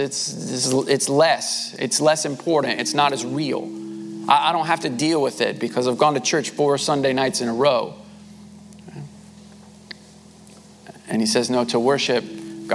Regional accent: United States; born or raised there

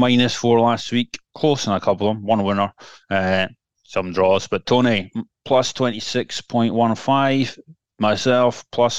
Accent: Elgin, Scotland, United Kingdom; Elgin City, my hometown where I grew up.

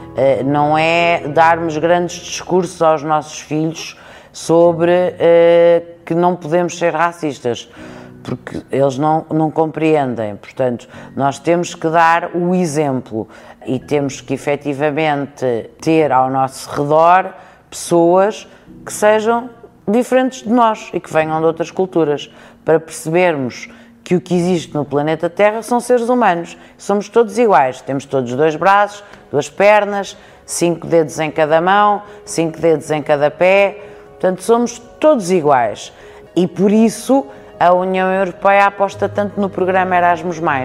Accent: Portugal; enquanto portuguesa

